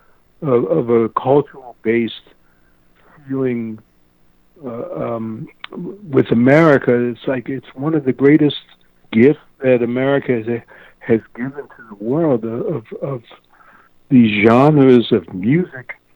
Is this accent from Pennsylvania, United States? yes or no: yes; Philadelphia, Pennsylvania, United States; growing up in Philadelphia